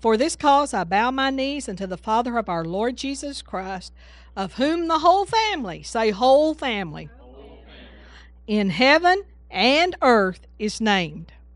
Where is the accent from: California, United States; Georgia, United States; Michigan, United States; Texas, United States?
Texas, United States; I'm from Texas